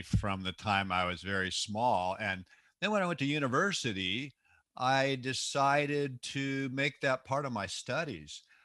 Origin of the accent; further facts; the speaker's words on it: Seattle, Washington, United States; I was born and raised in the Seattle, Washington area